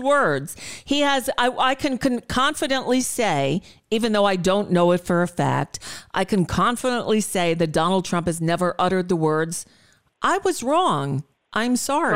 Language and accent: English; United States; an American Jew living in this country